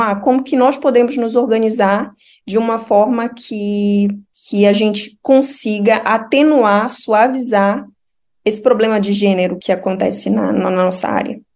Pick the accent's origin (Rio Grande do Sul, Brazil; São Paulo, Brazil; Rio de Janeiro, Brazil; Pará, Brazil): Pará, Brazil; moved away as an adult; also born or lived in Espírito Santo; now in Jyväskylä, Finland; eu sou paraense